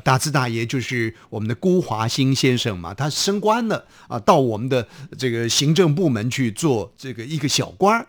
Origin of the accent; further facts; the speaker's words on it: Hsinchu, Taiwan; now in Taipei, Taiwan; 就在新竹市的这个城隍庙的附近。那我心里想，哎呦，在我家附近